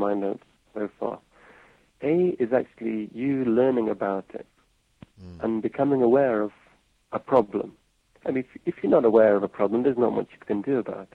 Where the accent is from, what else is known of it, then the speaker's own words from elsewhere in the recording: England, United Kingdom; moved away as an adult; now in Japan; Being English, being foreign in Japan